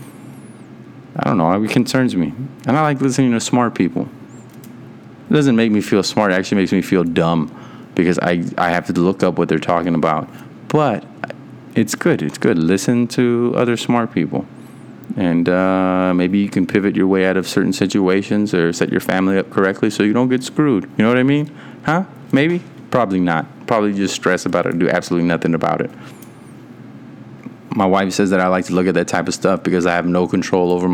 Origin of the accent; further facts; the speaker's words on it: Texas, United States; I was born in Texas.